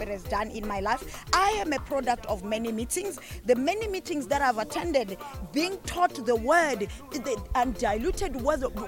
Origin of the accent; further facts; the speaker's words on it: South Africa; I'm from South Africa